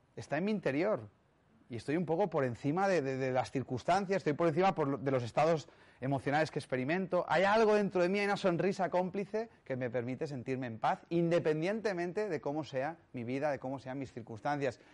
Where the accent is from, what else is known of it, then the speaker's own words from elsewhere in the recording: Catalonia, Spain; soy catalán